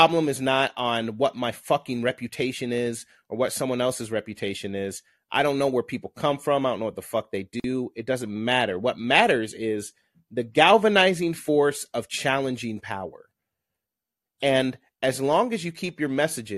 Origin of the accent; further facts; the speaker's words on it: Southern Illinois, United States; I'm from Southern Illinois.